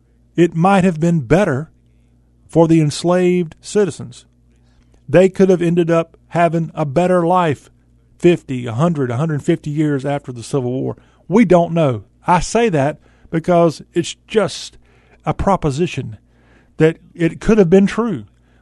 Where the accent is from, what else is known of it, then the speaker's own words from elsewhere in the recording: the South, United States; as a Southerner